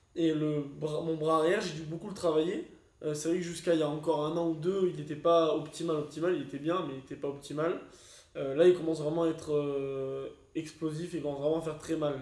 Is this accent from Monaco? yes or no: yes; Monaco; je suis monégasque